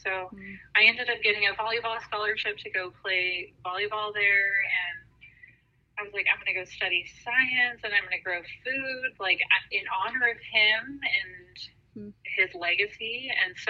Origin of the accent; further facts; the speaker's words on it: San Diego, California, United States; I'm from San Diego. Yeah, I'm like